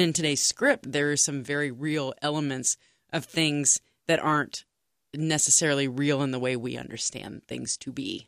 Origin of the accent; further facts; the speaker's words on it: Texas, United States; now in Cincinnati, United States; as a Texan